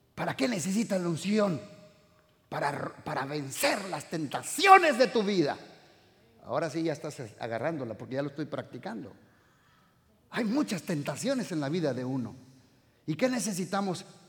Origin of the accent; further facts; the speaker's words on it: Uruapan, Michoacán, Mexico; Yo soy de Uruapan